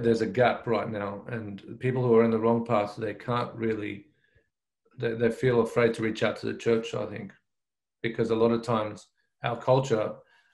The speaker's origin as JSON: {"language": "English", "town": "Brisbane", "region": "Queensland", "country": "Australia", "tie": "born or raised there", "moved": "as an adult", "lives_now": "New South Wales, Australia", "said": "I grew up in Brisbane"}